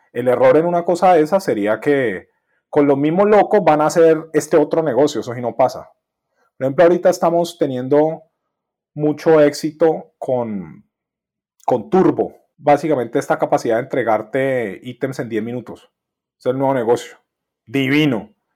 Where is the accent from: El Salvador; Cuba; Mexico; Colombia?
Colombia; yo soy colombiano